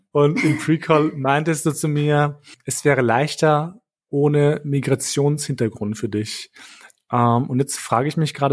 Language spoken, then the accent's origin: German; Kosovo; now in Germany; ich zum Beispiel habe keinen Bezug mehr zu meinem Heimatland Kosovo.